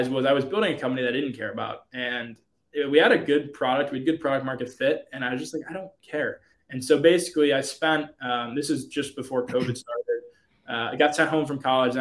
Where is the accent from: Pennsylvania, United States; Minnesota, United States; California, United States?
Pennsylvania, United States; outside of Pittsburgh; also born or lived in Michigan; we grew up outside of Pittsburgh